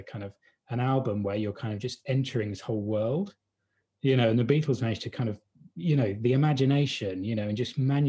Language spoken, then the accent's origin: English; Hampshire, South East England, United Kingdom; moved away; I grew up in a village, a little, you know, English countryside village, you know, in Hampshire, so not too far away from London.